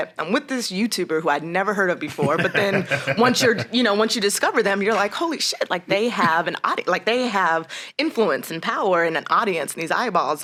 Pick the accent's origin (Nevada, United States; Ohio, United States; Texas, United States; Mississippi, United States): Nevada, United States; Las Vegas; moved away as an adult; also born or lived in New York; I'm originally from Las Vegas, Nevada, born and raised